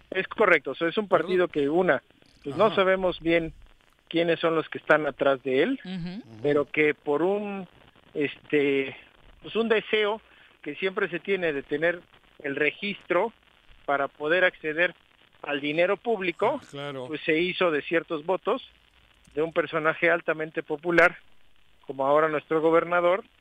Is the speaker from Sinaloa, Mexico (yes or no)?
no; Lomas de Atzingo, Morelos, Mexico; Yo soy de Lomas de Atzingo.